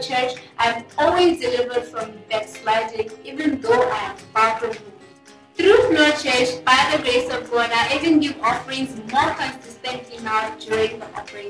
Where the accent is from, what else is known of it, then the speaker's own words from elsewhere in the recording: Botswana; I'm from Botswana and I'm a third-year medical student.